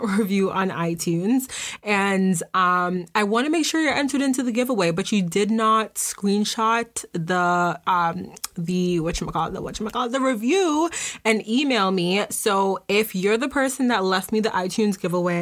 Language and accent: English; Boston, Massachusetts, United States; I'm from Boston